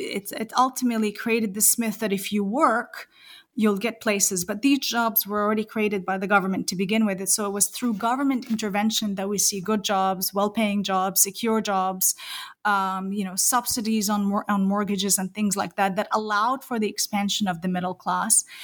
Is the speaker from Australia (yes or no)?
no; New Zealand; I am a New Zealander